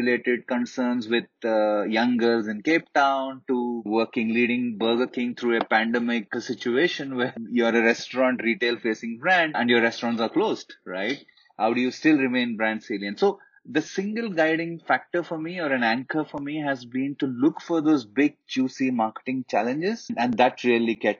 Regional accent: Hyderabad, Telangana, India; also born or lived in Lucknow; I come from Hyderabad, and all Hyderabadi boys

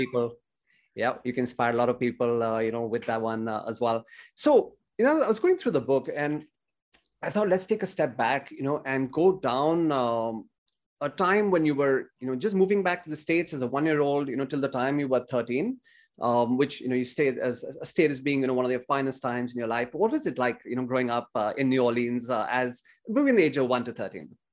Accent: India; growing up in India in the eighties

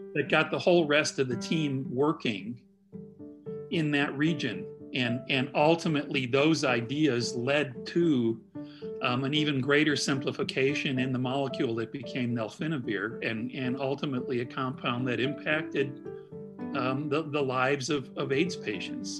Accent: Midwest, United States; also born or lived in Indianapolis; being a Midwesterner, it was really great for me to be able to relocate to Indianapolis mm-hmm. um, and and be near family in Chicago

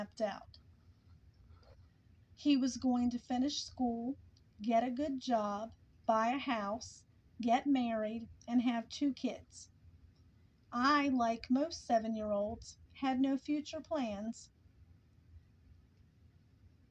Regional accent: the South, United States; I'm from the South. In the South, appearance is everything

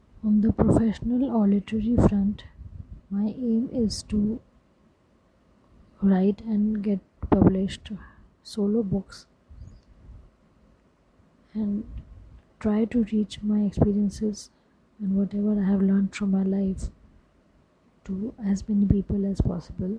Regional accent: Lucknow, Uttar Pradesh, India; born and brought up in Lucknow

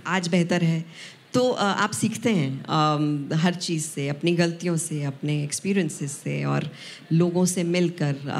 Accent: Punjab, India; पंजाब से सिर्फ मैं थी

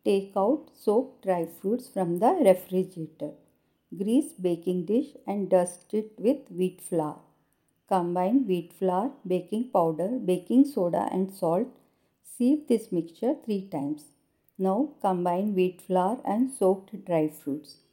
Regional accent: India

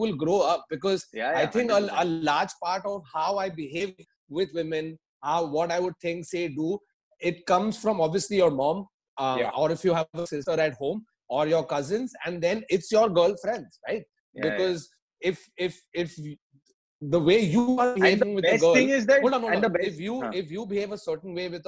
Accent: Mumbai, Maharashtra, India; I remember I moved from Andheri East to Andheri West to this building that I lived for about 25 years

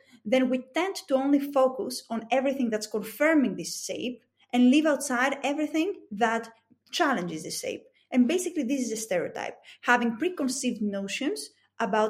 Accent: Greece; accent: thick Greek; English is a second language; It's my thick Greek accent

